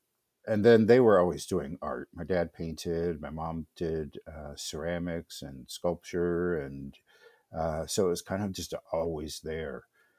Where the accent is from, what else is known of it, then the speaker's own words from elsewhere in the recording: Florida, United States; also born or lived in North Carolina / Minneapolis, Minnesota / Wisconsin; she ended up in Florida, which is where I lived most of my life, but I was born in North Carolina. And we moved back to Florida.